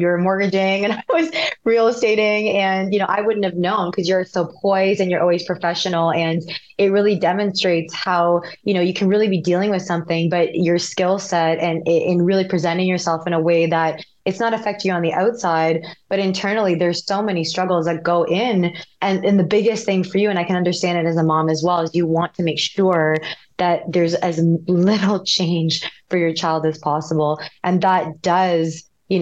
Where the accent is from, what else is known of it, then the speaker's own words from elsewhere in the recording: Canada; We're both Canadian